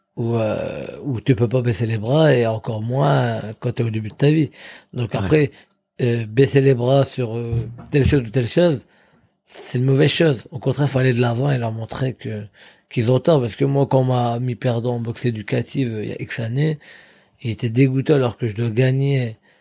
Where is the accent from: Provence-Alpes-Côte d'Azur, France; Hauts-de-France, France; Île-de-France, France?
Hauts-de-France, France; Drocourt; venant d'une petite ville comme Drocourt dans le Nord-Pas-de-Calais